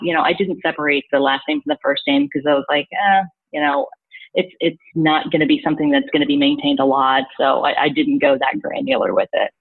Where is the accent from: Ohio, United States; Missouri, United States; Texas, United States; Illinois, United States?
Missouri, United States; moved away as an adult; now in New York, United States; I'm originally from Missouri, so like I transplanted to New York in like 2007.